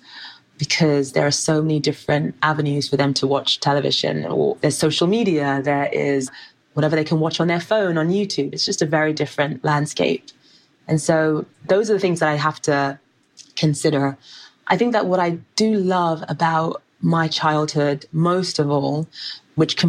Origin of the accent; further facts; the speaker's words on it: London, United Kingdom; you are a Black girl growing up in South London without much money